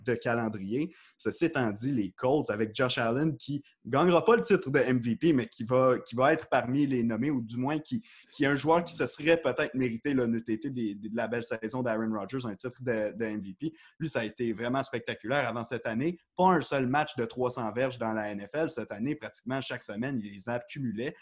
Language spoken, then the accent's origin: French; L'Île-Perrot, Quebec, Canada; moved away as an adult; also born or lived in Ottawa; Je viens de l'île Perrault, une petite île à l'ouest euh, donc de l'île de Montréal. J'habitais là-bas